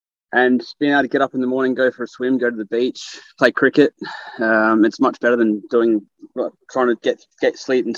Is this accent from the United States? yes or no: no; England, United Kingdom; now in Australia; considering I'm from England